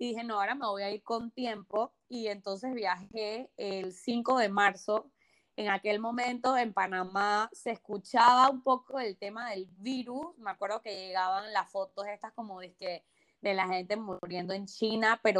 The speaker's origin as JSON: {"language": "Spanish", "town": "Barcelona", "region": "Catalonia", "country": "Spain", "said": "yo conozco Madrid también y definitivamente yo soy una, persona de Barcelona, o sea, 100%."}